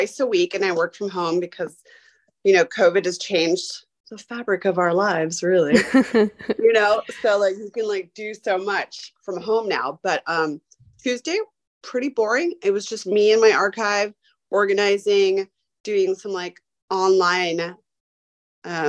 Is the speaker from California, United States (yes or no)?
yes; California, United States; moved away; also born or lived in Savannah / New York; I'm not from New York. I'm originally from California.